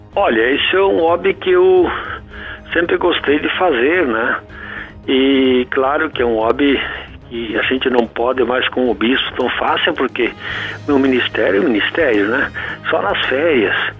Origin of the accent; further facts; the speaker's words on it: Sobradinho, Rio Grande do Sul, Brazil; now in Santa Maria, Brazil; Eu sou natural de Sobradinho, da Vila Segredo, município Sobradinho, no centro geográfico do Rio Grande do Sul